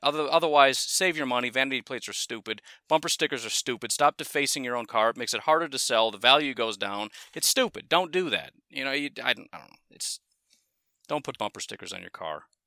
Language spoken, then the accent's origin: English; Illinois, United States; moved away as an adult; now in Wisconsin, United States; one of the moves I made was from Streamwood High School to Lake Park High School in Illinois